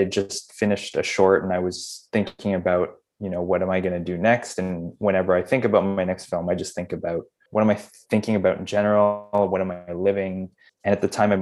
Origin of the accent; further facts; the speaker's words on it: Canada; I was born and raised in Canada